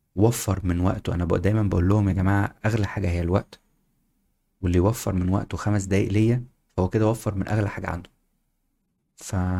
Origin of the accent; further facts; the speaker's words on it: Egypt; moved away as an adult; also born or lived in United Kingdom / Singapore; احنا كنا مصريين